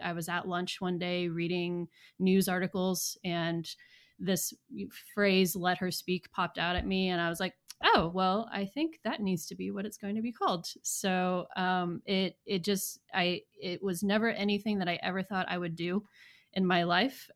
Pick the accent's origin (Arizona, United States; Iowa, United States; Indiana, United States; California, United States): Iowa, United States; Southeast; accent: Midwest; moved away as an adult; also born or lived in South Carolina; now in Knoxville, United States; I am originally from Iowa. I grew up in Southeast Iowa in the Mississippi River. Um, so my entire family is, uh, Midwest family, hence the accent.